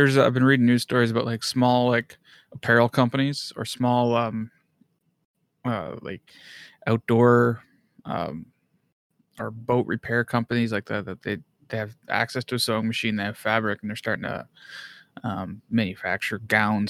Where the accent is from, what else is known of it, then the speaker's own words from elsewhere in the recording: Bobcaygeon, Ontario, Canada; my hometown, Bob Cajun